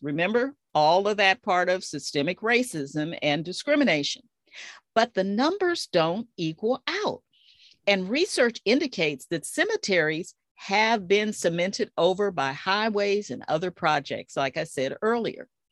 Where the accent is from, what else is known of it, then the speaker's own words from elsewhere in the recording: Dallas, Texas, United States; my hometown of Dallas, Texas